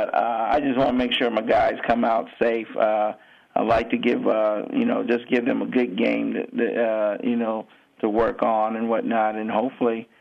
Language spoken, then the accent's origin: English; Ohio, United States; moved away as an adult; also born or lived in Maine / State College, Pennsylvania; I'm originally from Ohio